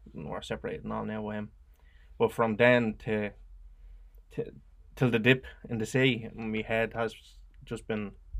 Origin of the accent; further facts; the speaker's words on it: Dublin, Leinster, Ireland; also born or lived in Crumlin, Dublin; At the minute, I'm originated in Crumlin as well, but I'm originally from a block of flats called Marrowbone Lane.